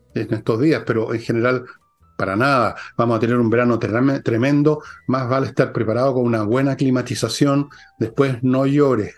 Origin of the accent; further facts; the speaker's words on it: Chile; somos todos chilenos